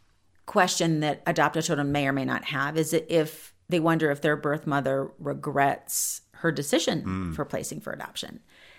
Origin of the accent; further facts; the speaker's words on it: Columbus, Ohio, United States; born there; she went back to West Virginia because I was born in Columbus, Ohio.